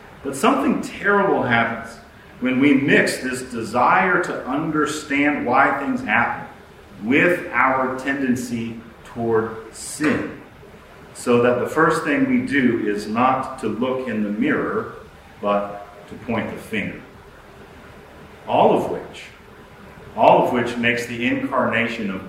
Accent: United States; to live in the United States. But I will say it's been tough lately, being an American

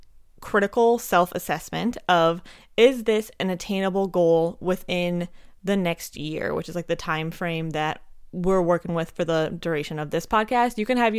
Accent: Montana, United States; also born or lived in Minnesota; Fun fact for you, I am actually from Minnesota. I was born there. My parents moved me to Montana when I was just a little tiny baby, but my mom's entire family is from there.

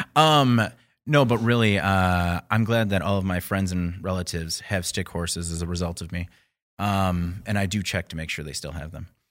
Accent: Burlington, Wisconsin, United States; I grew up in Burlington, Chocolate City, U S

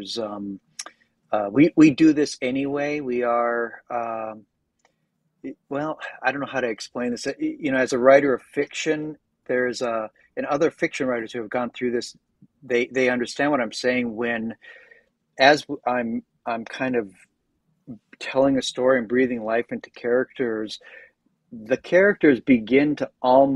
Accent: United States; I'm obviously American

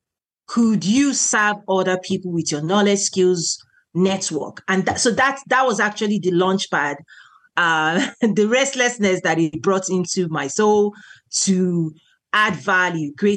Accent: Nigeria; now in United States; I'm originally from Nigeria. So I'm a Nigerian American and I'm a naturalized citizen here.

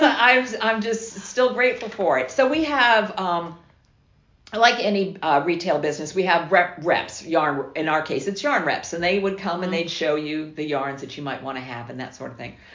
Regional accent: South Florida, United States; moved away as an adult; also born or lived in Quitman, Georgia; I'm from South Florida

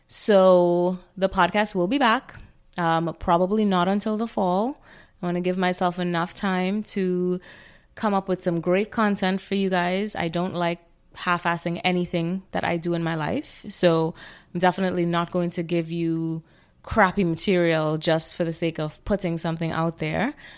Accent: Trinidad & Tobago; growing up in Trinidad

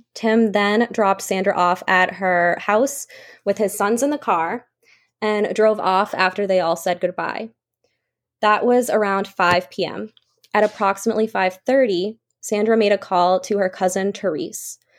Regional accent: Hanson, Massachusetts, United States; growing up in Hanson, generally a safe town, I would say, about thirty-five minutes south of Boston. I've lived here my entire life

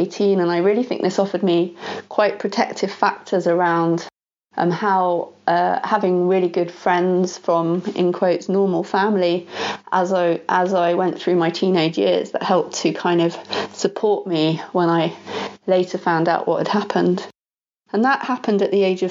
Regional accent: Ibiza, Balearic Islands, Spain; I was born in Ibiza, which is a small island off the coast of Spain

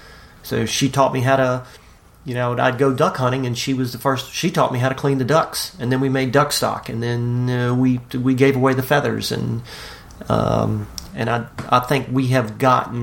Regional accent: South Louisiana, United States; I grew up in South Louisiana, and I grew up hunting and fishing

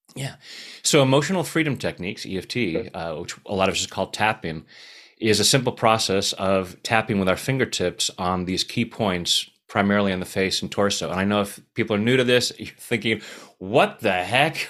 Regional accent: Anaheim, California, United States; I was born in Anaheim

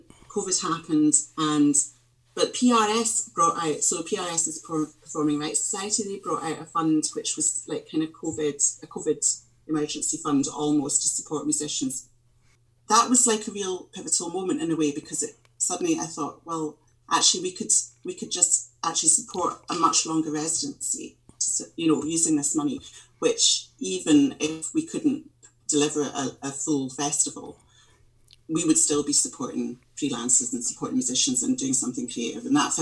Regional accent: Scotland, United Kingdom; I was brought up in Ardmercan, and for me the village hall was just, you know, when I was wee growing up

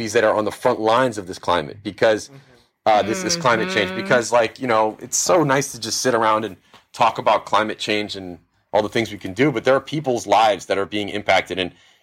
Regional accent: Miami Beach, Florida, United States; I'm from Miami Beach, to be totally specific

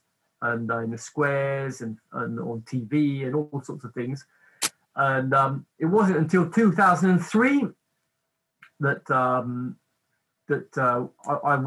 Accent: England, United Kingdom; also born or lived in Cornwall; basically I was brought up in England. My mother's side of the family is from London. My father's side of the family is from Cornwall, from the very tip, from Penzance. And just before I was a teenager, we moved to Cornwall.

